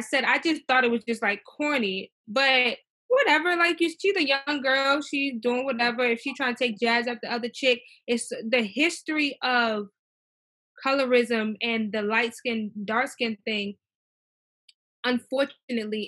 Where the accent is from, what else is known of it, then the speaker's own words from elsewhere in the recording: Maryland, United States; growing up in Maryland